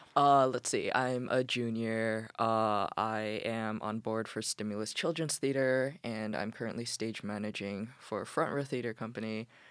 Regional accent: Bay Area, California, United States; moved away; I'm from the Bay Area

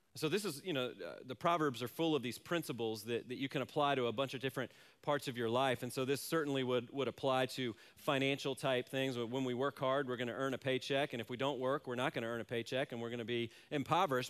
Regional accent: Silver Spring, Maryland, United States; also born or lived in Manassas, Virginia / Washington, D.C.; I grew up in, uh, Silver Spring, Maryland, Manassas, Virginia, Washington, D C area

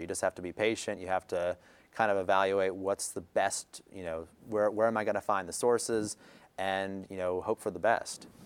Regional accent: Harrisburg, Pennsylvania, United States; I'm from the Harrisburg area

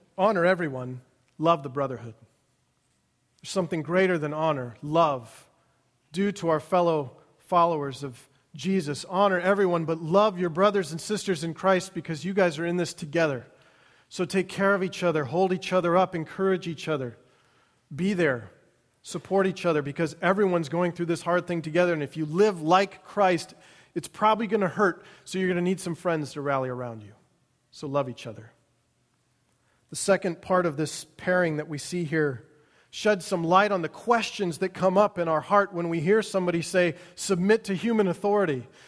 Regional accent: United States; who we are as Americans

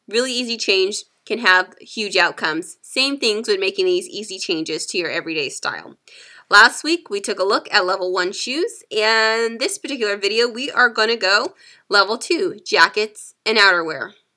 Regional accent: San Diego, California, United States; I am from San Diego, California

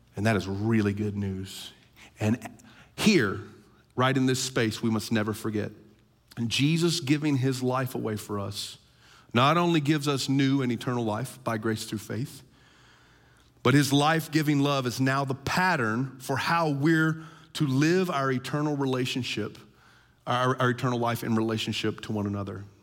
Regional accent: United States; as American Christians

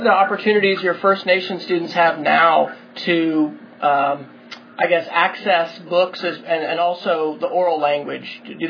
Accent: Kansas, United States; I grew up in Kansas and lived in actually 5 different states in the USA because my dad was military in the Air Force.

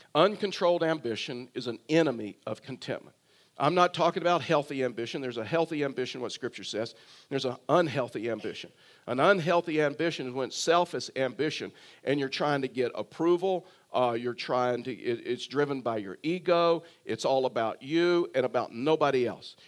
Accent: Texas, United States; I was raised in Texas

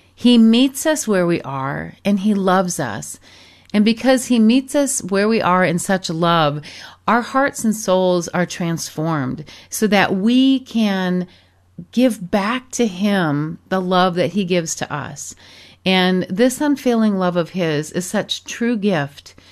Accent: Michigan, United States; moved away as an adult; also born or lived in Arizona / Europe; I grew up in Michigan

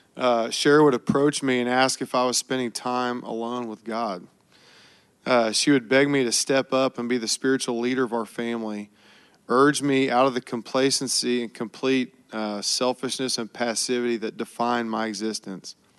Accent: Oklahoma, United States; I was born in Oklahoma and was raised in a fiercely competitive alpha male environment

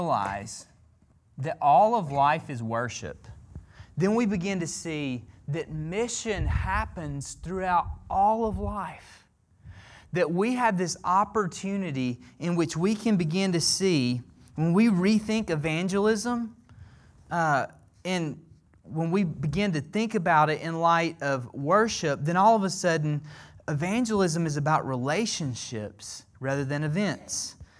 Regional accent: Alabama, United States; I'm from the South. I'm from Alabama, okay?

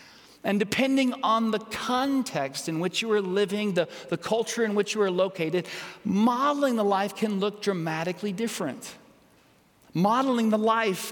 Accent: United States; as American citizens

